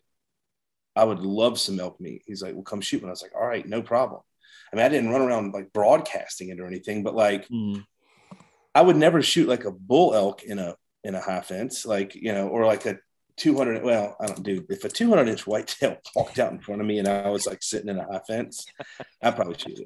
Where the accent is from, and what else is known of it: United States